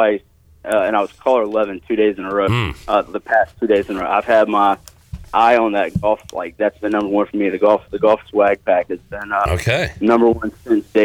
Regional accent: New Bern, North Carolina, United States; I grew up in New Bern

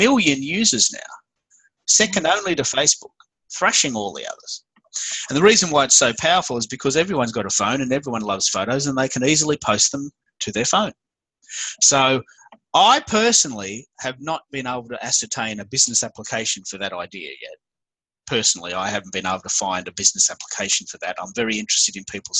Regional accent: Australia; accent: Aussie; I'm the Aussie Twitter guy. I speak with an Aussie accent

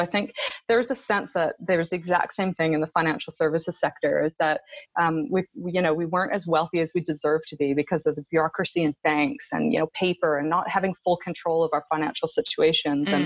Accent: Canada; moved away as an adult; now in New Zealand; I am a Canadian

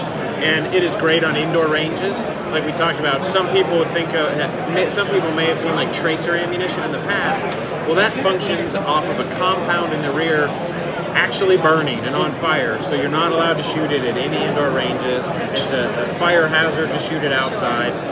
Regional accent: Arizona, United States; my hometown.

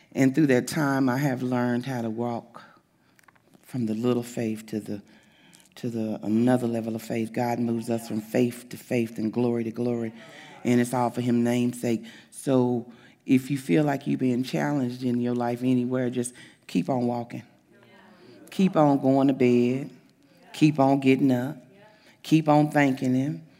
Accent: the South, United States; now in Springdale, Arkansas, United States; I'm from the South

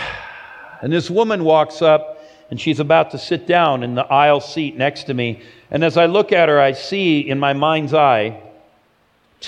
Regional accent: Los Angeles, California, United States; my hometown of Los Angeles

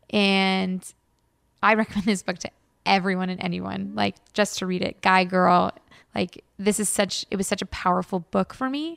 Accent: Los Angeles, California, United States; now in Bay Area, United States; born and raised in Los Angeles

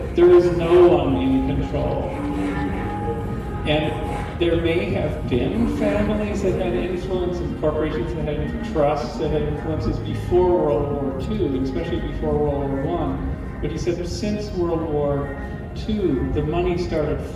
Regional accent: Canada; I'm Canadian

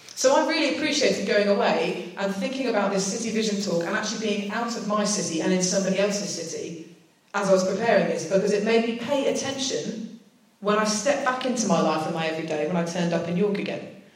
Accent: United Kingdom; accent: British; the only British person there, I'd definitely said enough to spot my accent.

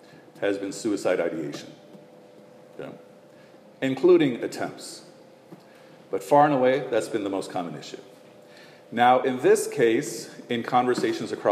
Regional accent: Chicago, Illinois, United States; when I was growing up as a kid in Chicago

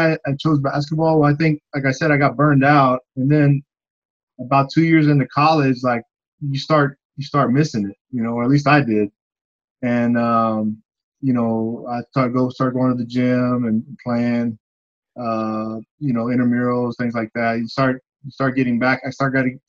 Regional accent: Austin, Texas, United States; I grew up in South Austin, Southeast Austin area. Went to Johnston High School.

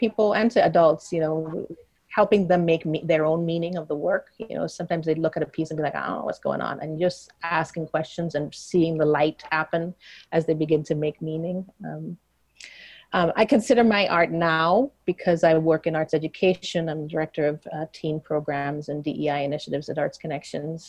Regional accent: Trinidad & Tobago; moved away; I grew up in Trinidad. That's where how I define myself is a big part of how I define myself, being Trinidadian.

